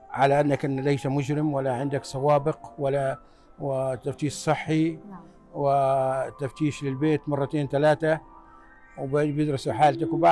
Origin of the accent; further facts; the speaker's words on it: Libya; moved away as an adult; now in United States; أنا جيت من ليبيا في من ليبيا إلى أمريكا سنة 1978 طالب درست بالجامعة في ولاية يوتا وتخرجت مهندس الإلكترونية